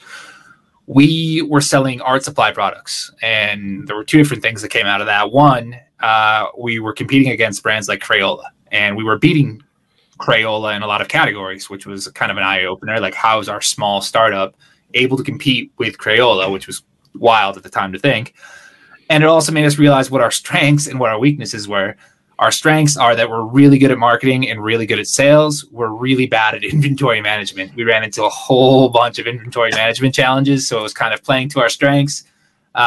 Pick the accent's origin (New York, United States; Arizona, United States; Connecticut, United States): Connecticut, United States; moved away as an adult; also born or lived in Philadelphia / Long Island; now in Guadalajara, Mexico; originally, I'm from Connecticut. I don't live in Connecticut anymore. I actually live in Guadalajara, Mexico.